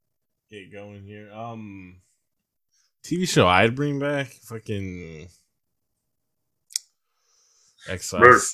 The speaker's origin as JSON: {"language": "English", "area": "Bay Area", "region": "California", "country": "United States", "said": "I'm from the Bay Area."}